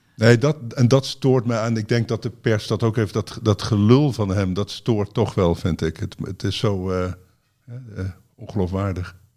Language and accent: Dutch; Netherlands; wij, denk ik, als Nederlanders